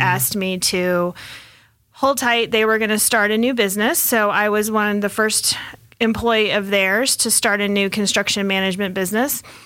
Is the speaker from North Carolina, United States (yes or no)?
no; Texas, United States; also born or lived in Hong Kong; now in Colorado, United States; I am originally from Texas, but I've been in Colorado since '93